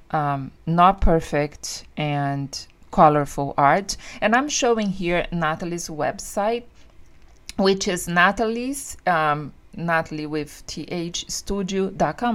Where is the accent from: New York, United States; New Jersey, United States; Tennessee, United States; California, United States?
New Jersey, United States; and there is also that thing because I say that I was from Central Jersey when I was there.